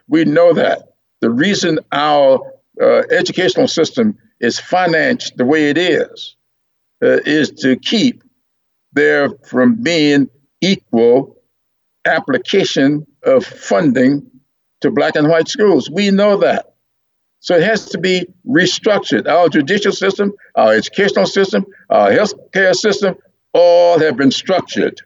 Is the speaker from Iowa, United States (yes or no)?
no; Sumter, South Carolina, United States; there in Sumter, my hometown